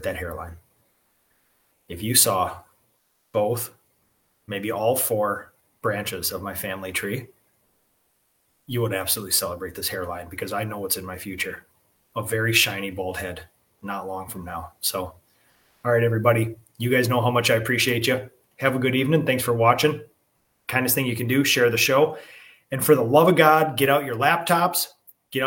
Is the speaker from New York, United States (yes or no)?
no; New Prague, Minnesota, United States; my hometown of New Prague